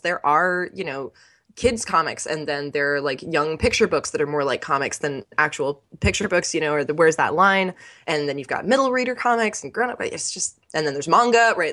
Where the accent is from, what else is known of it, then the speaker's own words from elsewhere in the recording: California, United States; growing up in California, we were pretty close to the coast